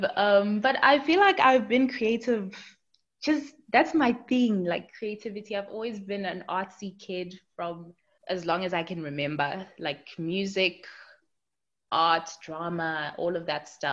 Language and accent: English; Durban, KwaZulu-Natal, South Africa; moved away as an adult; now in Jersey; I am originally from Durban, but now I'm living in Jersey